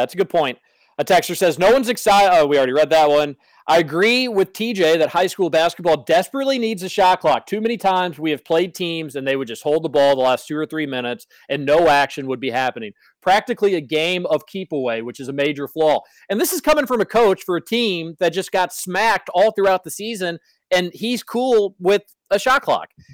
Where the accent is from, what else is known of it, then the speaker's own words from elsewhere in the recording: Louisville, Kentucky, United States; growing up in the Highlands